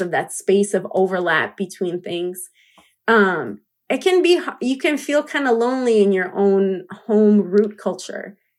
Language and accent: English; United States; I grew up in the U S as a Latina